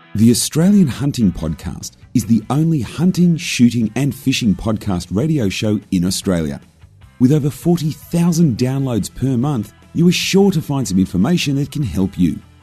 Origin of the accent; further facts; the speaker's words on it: Wellington, Western Cape, South Africa; I grew up on a farm outside of uh, Cape Town in an area called Wellington, and I actually grew up on a wine farm.